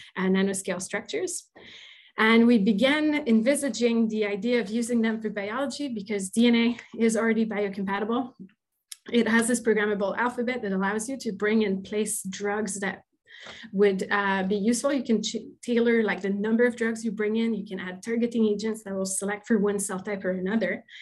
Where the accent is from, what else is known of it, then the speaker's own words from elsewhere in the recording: Quebec, Canada; first language French; English is a second language; now in Hamilton, Canada; I'm originally from Quebec. I'm probably a French-speaking person